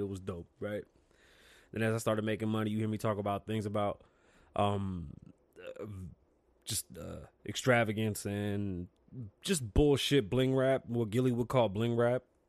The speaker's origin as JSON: {"language": "English", "town": "New York City", "region": "New York", "country": "United States", "moved": "yes", "lives_now": "Las Vegas, United States", "said": "I am from the Bronx."}